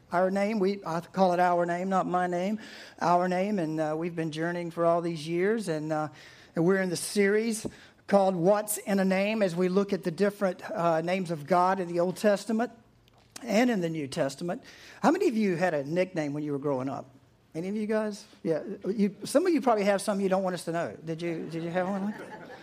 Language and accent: English; East Coast, United States; I grew up on the East Coast